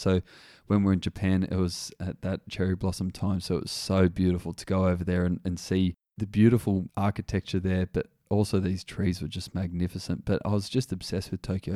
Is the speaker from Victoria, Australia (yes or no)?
no; Wagga Wagga, New South Wales, Australia; Growing up in Wagga Wagga, I wasn't really exposed to much diversity